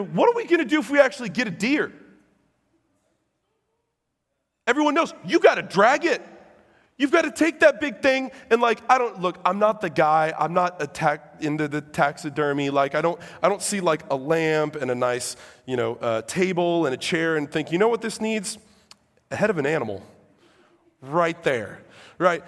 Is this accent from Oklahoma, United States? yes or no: no; Illinois, United States; I'm from Illinois